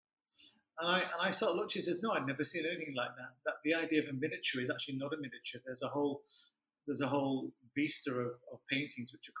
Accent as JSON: {"language": "English", "town": "Leeds", "region": "Yorkshire and the Humber", "country": "United Kingdom", "tie": "born or raised there", "moved": "as an adult", "said": "I grew up in Leeds"}